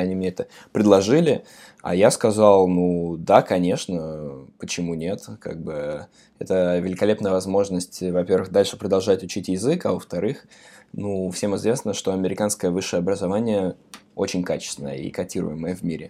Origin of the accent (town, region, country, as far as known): Samara, Samara Oblast, Russia; moved away as an adult; now in New York, United States